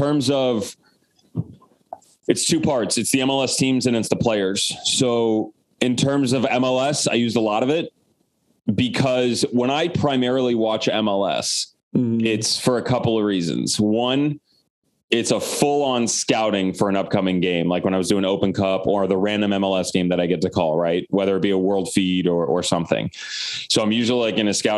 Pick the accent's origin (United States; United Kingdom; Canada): United States; Omaha, Nebraska; moved away; also born or lived in Florida; I'm from Omaha, Nebraska